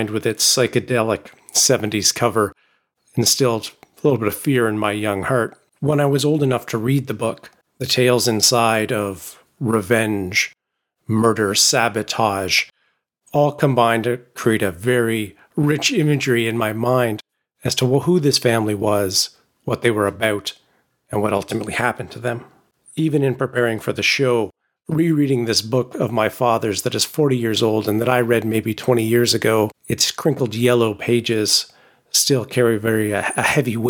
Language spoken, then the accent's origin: English; London, Ontario, Canada; I grew up in London, Ontario